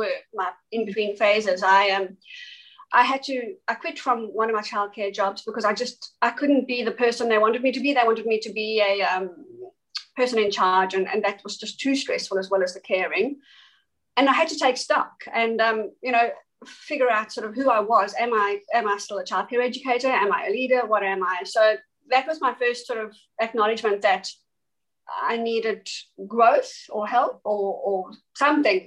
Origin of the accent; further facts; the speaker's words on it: East London, Eastern Cape, South Africa; moved away as an adult; now in Australia; my small hometown was called East London in South Africa